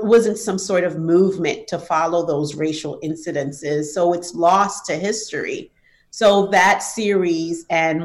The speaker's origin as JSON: {"language": "English", "town": "New York City", "region": "New York", "country": "United States", "tie": "born or raised there", "said": "I grew up in New York City"}